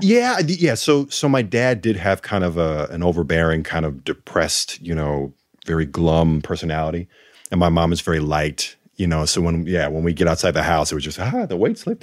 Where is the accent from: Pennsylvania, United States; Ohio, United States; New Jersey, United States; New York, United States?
New York, United States; Rochester; we grew up in Rochester